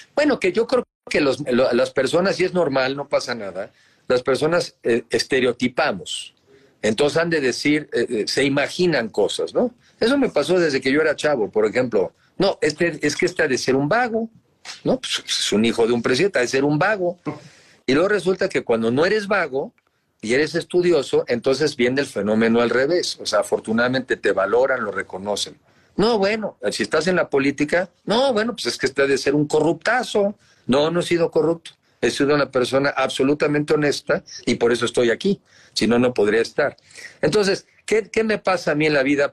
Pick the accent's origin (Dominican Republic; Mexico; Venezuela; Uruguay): Mexico; also born or lived in United States; soy ciudadano, soy mexicano arriba de 18 años